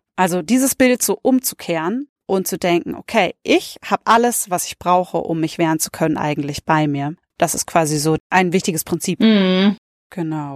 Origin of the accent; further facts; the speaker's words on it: the Oktoberfest area, Bavaria, Germany; ich komme aus der Ecke